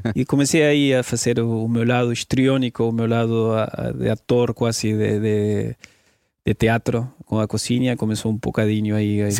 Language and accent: Portuguese; Argentina; Portuguese is a second language; moved away as an adult; saí da Argentina, sou jornalista de formação, fartei-me da Argentina, fartei-me de viver em um país